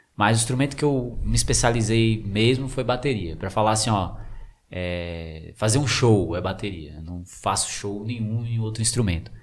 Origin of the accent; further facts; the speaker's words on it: São Francisco, Brazil; Nasci aqui em São Francisco, criado aqui em São Francisco